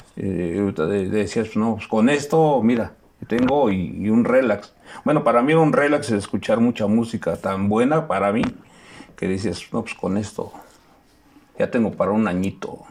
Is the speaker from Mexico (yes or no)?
yes; Melchor Ocampo, Mexico; soy del Melchor Ocampo, eh, soy nativo de allá, soy 100% melchorense